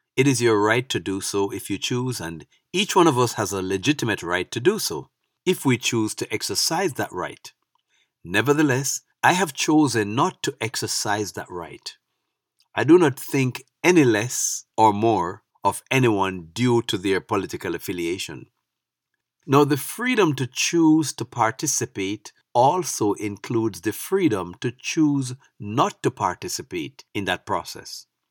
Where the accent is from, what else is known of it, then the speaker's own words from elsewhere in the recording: Jamaica; moved away as an adult; now in United States; As a young man growing up in Jamaica, I was never affiliated as a P N P or a G L P either